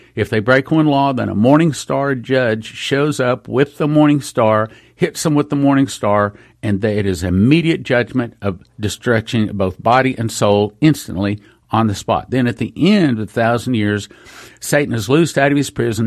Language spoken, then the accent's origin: English; West Texas, United States; I grew up in West Texas